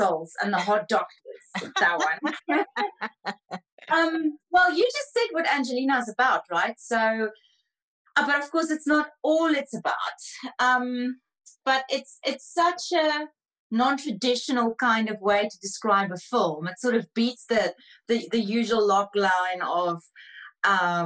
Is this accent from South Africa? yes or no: yes; South Africa; as a South African, you just always drive around with coins